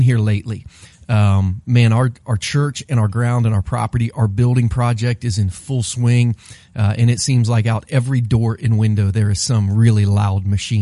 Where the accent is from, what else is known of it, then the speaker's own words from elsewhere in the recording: Bainbridge, Ohio, United States; when I was a kindergartner in Bainbridge, Ohio, I used to walk back and forth to the little elementary school that I went